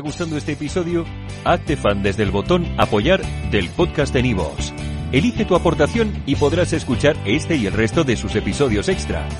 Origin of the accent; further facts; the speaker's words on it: Panama; comencé tomando fotografías para un centro de rescate de vida silvestre en Panamá